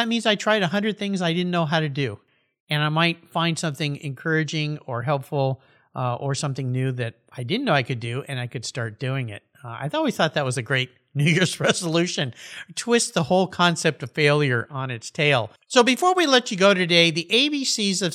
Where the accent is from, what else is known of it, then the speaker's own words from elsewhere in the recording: Southern California, United States; I grew up surfing in Southern California.